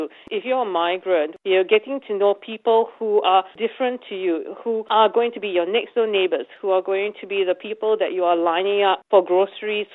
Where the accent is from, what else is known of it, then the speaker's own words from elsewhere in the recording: Singapore; now in Australia; I come from Singapore